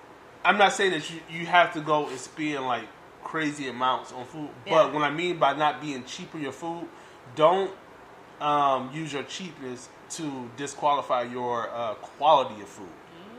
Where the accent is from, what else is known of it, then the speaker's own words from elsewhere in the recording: Detroit, Michigan, United States; So we grew up, like I said, in Detroit. I'm from Detroit. Grew up in the hood.